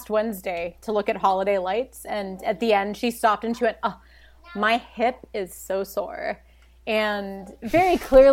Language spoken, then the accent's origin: English; Baltimore, Maryland, United States; I'm from Baltimore